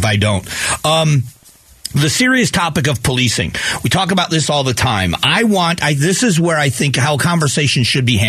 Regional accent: Fort Myers, Florida, United States; now in Arizona, United States; Fort Myers, where the hurricane hit, is my hometown. That's where I grew up

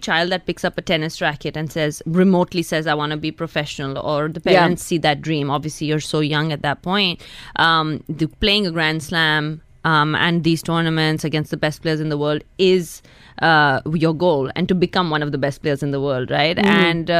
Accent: Hyderabad, Telangana, India; also born or lived in Mumbai, India / United States; I was born in Mumbai. Okay, so. But I am from Hyderabad.

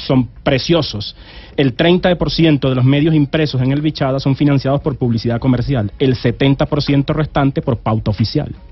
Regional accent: Venezuela; also born or lived in Valledupar, Colombia; crecí en Venezuela

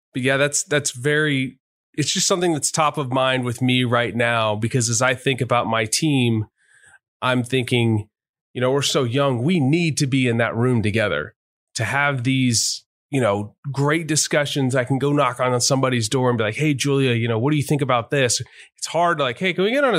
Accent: Texas, United States; moved away; also born or lived in Virginia; I moved from Virginia to Texas during the pandemic. Texas is my home and I hadn't lived back in the state

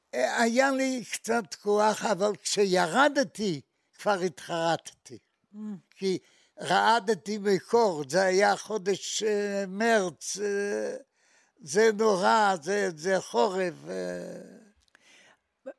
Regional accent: Maków Mazowiecki, Masovian Voivodeship, Poland; moved away as an adult; now in Israel; אני נולדתי בעיירה בשם מקוף מזרובייצקי

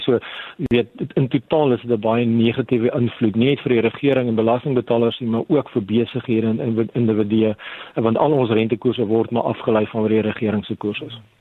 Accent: South Africa; as 'n Suid-Afrikaner

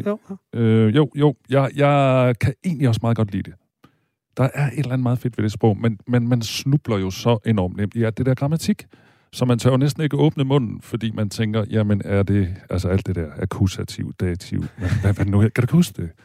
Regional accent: South Jutland, Southern Denmark, Denmark; moved away; jeg har en del af min barndom i Sønderjylland

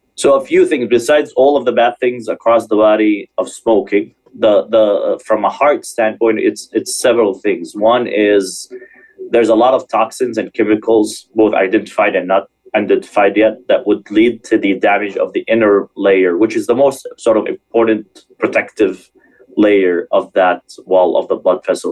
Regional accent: Michigan, United States; moved away; also born or lived in Springfield, Illinois / California; I'm actually from Michigan

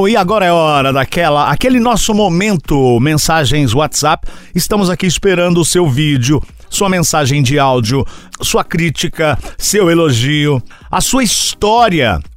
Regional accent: Fortaleza, Ceará, Brazil; now in Foz do Iguaçu, Brazil; sou de Fortaleza, Ceará e moro em Foz de Iguaçu, Paraná.

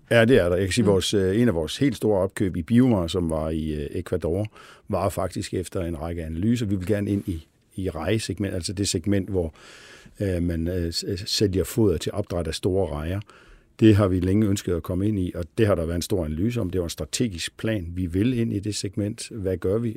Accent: Billund, Southern Denmark, Denmark; moved away as an adult; also born or lived in Copenhagen; jeg stammer fra Billund, øh, hvor jo sådan er en meget Lego-orienteret øh, by og har haft øh, sådan Lego ind under huden

